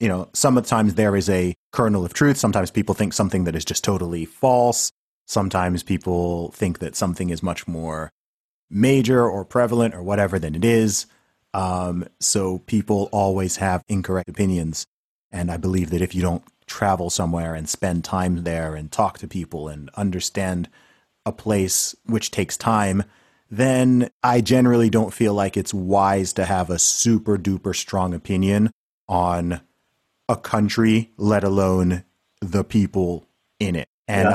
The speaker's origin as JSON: {"language": "English", "country": "Saudi Arabia", "tie": "born or raised there", "said": "I mean, I grew up in Saudi Arabia, right? So So Saudi Arabia is a country where most people haven't been there"}